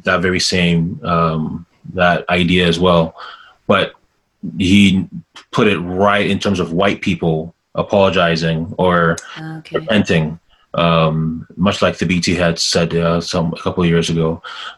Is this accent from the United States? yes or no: no; Ghana; as a Ghanaian